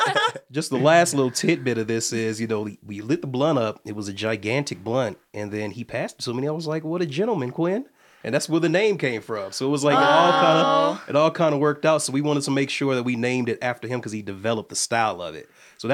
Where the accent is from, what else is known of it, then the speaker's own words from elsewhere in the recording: Midwest, United States; also born or lived in Atlanta; We're from both from the Midwest. I moved from Atlanta